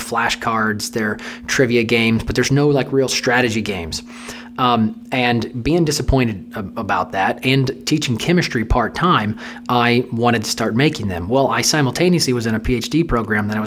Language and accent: English; St. Louis, Missouri, United States; I'm from St. Louis. Born and raised here